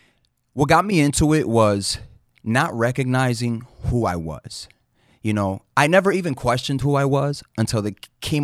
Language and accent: English; Manhattan, New York, United States; And, yeah, I grew up in Uptown Manhattan in Dyckman. So if you're from Dyckman, what's up, y'all?